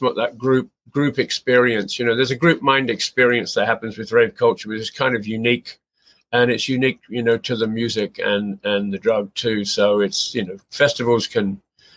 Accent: England, United Kingdom; moved away as an adult; now in Victoria, Canada; I was born in England and grew up and went to school there

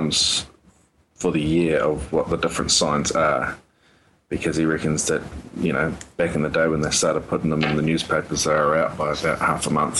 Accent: New Zealand; I'm a Kiwi

